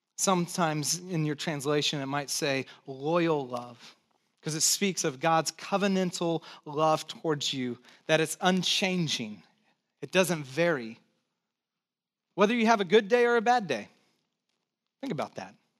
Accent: Santa Cruz, California, United States; also born or lived in San Jose; I pastored this church over in San Jose, but I grew up in Santa Cruz

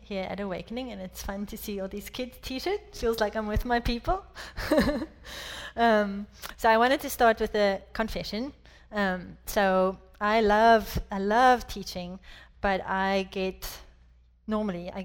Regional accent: South Africa; moved away as an adult; also born or lived in France; now in United States; I was born and raised in South Africa

